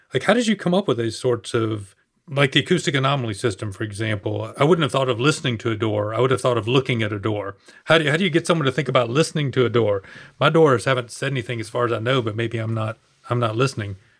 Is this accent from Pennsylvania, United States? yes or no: no; Atlanta, Georgia, United States; I'm actually from Atlanta